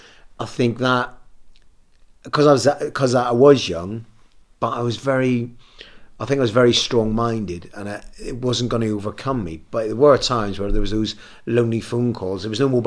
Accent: Belfast, Northern Ireland, United Kingdom; moved away as an adult; I come from Belfast, so culturally and everything, it's completely different.

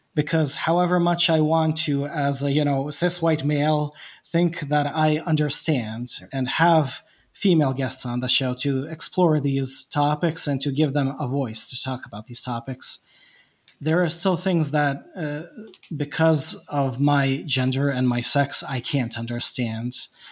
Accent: Bosnia & Herzegovina; English is a second language; I'm Bosnian and I'm not an English speaker

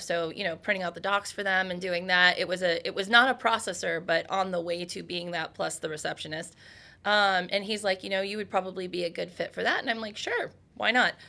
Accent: Ohio, United States; That is my home state

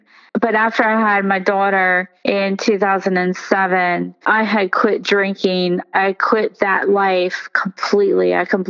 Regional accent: United States; growing up in America

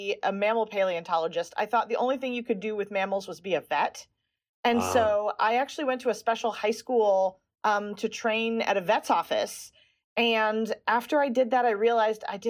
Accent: Chicago, Illinois, United States; I grew up in Chicago, and my folks used to take me to the Field Museum.

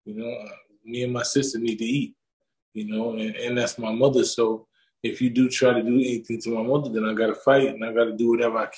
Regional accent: New York, United States; I come from New York.

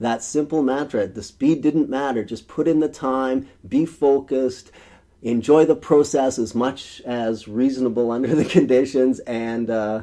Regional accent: rural Saskatchewan, Canada; born or raised there

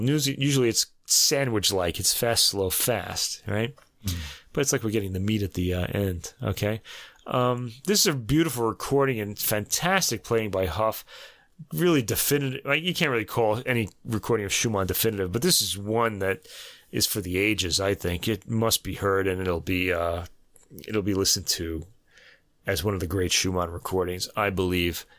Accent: Brooklyn, New York, United States; I'm from, I was born in Brooklyn

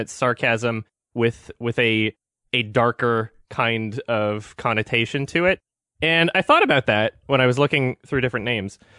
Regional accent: Canada; I'm, I'm from Canada

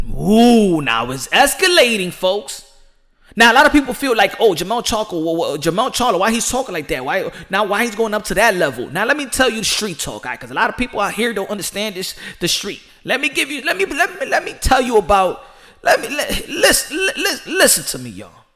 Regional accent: United States; As an American

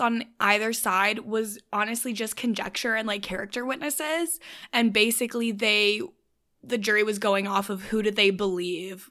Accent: Canada; I'm Canadian

